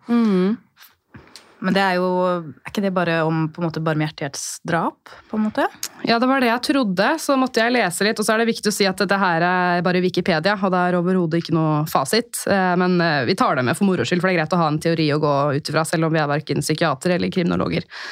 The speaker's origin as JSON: {"language": "Norwegian", "town": "Holmestrand", "region": "Vestfold", "country": "Norway", "tie": "born or raised there", "said": "jeg er jo fra Holmestrand"}